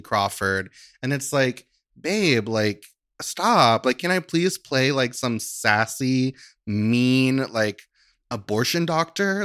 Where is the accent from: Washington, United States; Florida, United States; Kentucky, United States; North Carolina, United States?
Kentucky, United States; Christian County; moved away; I was born and raised in in Kentucky